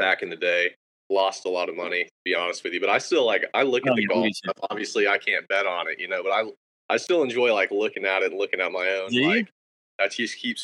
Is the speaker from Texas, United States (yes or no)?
yes; Texas, United States; moved away; also born or lived in Georgia; growing up in Texas, the strangest thing for me now, like, looking back, is I just never felt like I was that good compared to, like, just the guys in my neighborhood